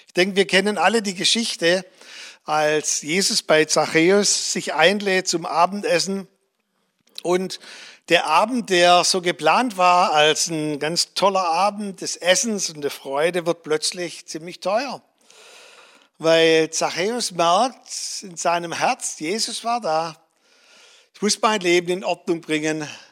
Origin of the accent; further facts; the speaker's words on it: Germany; als Deutsche